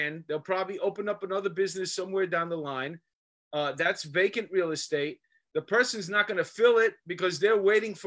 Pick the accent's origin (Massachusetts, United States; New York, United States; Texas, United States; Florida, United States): New York, United States; New York City; I grew up in Astoria